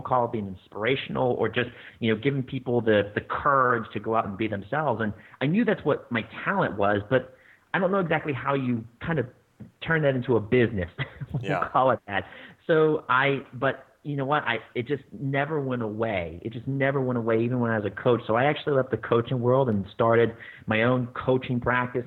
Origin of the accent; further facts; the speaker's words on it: Pittsburgh, Pennsylvania, United States; moved away; I grew up in Pittsburgh my whole life, and I guess I shouldn't say my whole life. I've actually moved around quite a bit, but grew up in the Pittsburgh area